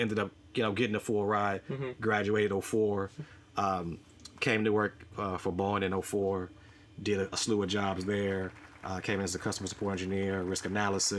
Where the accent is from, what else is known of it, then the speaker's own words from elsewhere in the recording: Chicago, Illinois, United States; gangs were prevalent where I grew up on the South Side